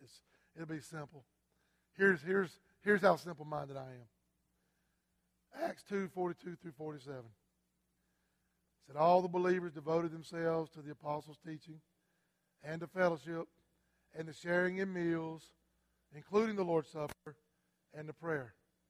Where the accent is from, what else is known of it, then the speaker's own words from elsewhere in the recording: South Carolina, United States; I'm from South Carolina.